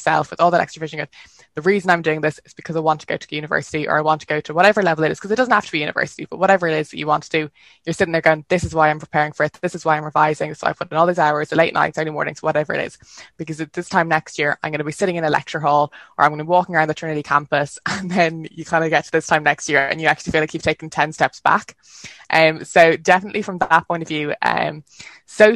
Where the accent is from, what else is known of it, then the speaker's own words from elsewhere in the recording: Dublin, Leinster, Ireland; you can tell I'm from Dublin